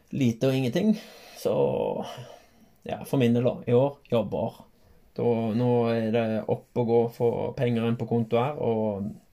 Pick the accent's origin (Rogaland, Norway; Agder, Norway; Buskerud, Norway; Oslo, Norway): Rogaland, Norway; Haugaland; Så jeg har vokst opp i, eh, i Halland